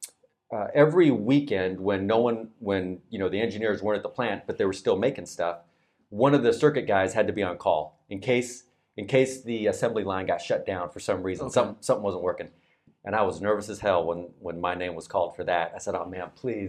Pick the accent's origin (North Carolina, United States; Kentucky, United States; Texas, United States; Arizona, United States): Arizona, United States; Phoenix; moved away as an adult; also born or lived in Washington, D.C.; now in Japan; I was an Arizona kid and I was born and raised in Arizona